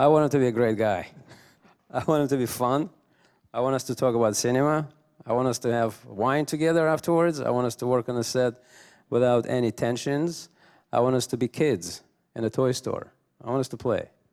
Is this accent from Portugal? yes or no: no; Russia; moved away; I come from Russia